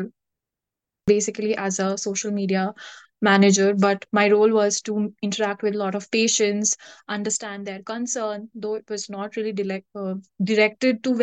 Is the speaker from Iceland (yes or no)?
no; India; moved away as an adult; being an Indian myself